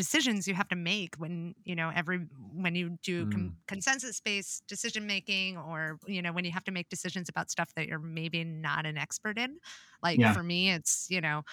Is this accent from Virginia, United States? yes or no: yes; Virginia, United States; I am from Virginia